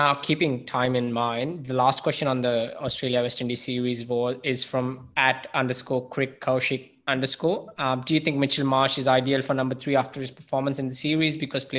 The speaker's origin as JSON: {"language": "English", "country": "India", "said": "It is scary for me as an Indian fan as well, because this sort of dominance is what we have always create for as an Indian fan"}